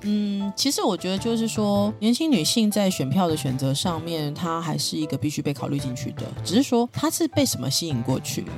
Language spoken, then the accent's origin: Chinese; Taiwan; 我其实是生活在这里的嗯，嗯。一个台湾人